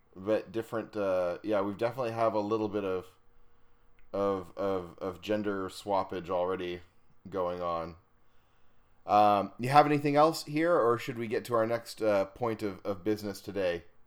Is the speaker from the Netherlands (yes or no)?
no; Estonia; moved away; I grew up in Estonia in northeastern Europe